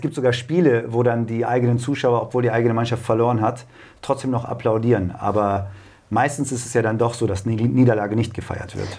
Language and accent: German; Braunschweig, Lower Saxony, Germany; ich bin gebürtiger Braunschweiger